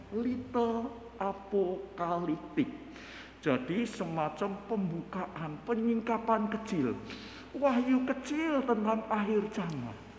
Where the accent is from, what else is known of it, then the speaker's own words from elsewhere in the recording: Parakan, Central Java, Indonesia; Saya dari Parakan, Parakan Temanggung